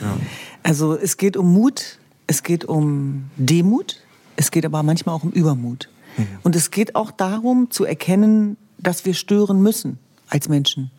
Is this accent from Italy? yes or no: no; Germany; Meine Eltern sind vor über 50 Jahren nach Deutschland gekommen. Und ich bin aufgewachsen in einem Elternhaus